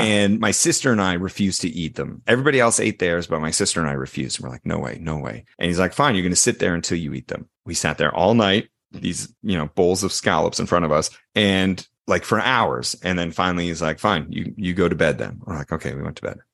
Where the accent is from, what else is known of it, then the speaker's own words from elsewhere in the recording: Canada; I am Canadian